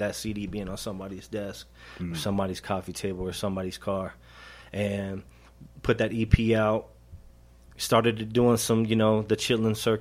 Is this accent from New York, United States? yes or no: no; Denver, Colorado, United States; I grew up in Montbello, so I'm good friends with Interstate